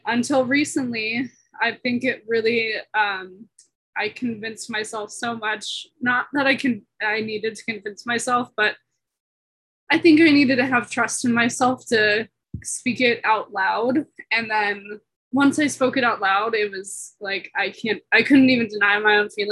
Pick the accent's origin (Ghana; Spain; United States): United States; San Diego, California; moved away as an adult; now in Boulder, United States; I'm originally from San Diego, California, but I'm currently living in Boulder, Colorado as a student